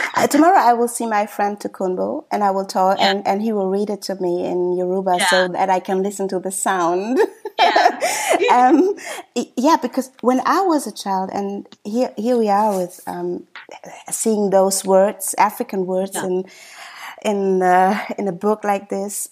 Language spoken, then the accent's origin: English; Germany; I was born and raised in Germany